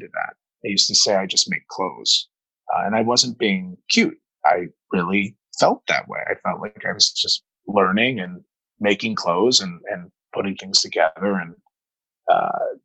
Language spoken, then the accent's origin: English; Dayton, Ohio, United States; also born or lived in St. Louis, Missouri; I grew up in Dayton, Ohio